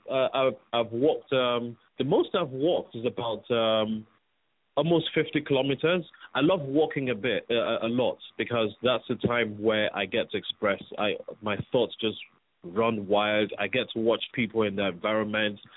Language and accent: English; Nigeria; also born or lived in England; I came straight from England to Nigeria, and I was just thrown into boarding school